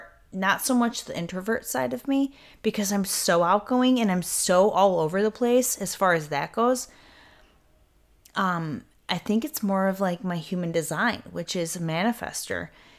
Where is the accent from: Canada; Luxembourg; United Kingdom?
United Kingdom; in my point of view, in this body of mine as Brit, looking out into the world